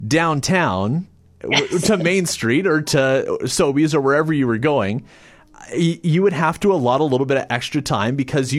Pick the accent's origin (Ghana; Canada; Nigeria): Canada; Morinville, Alberta; moved away; my hometown of Mortonville, Alberta